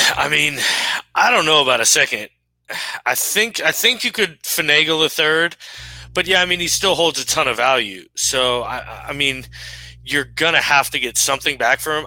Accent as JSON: {"language": "English", "country": "United States", "said": "I'm an American in a jersey"}